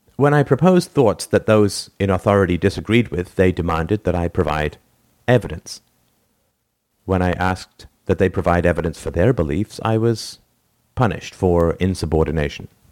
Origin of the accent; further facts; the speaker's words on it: England, United Kingdom; I grew up in England in the nineteen seventies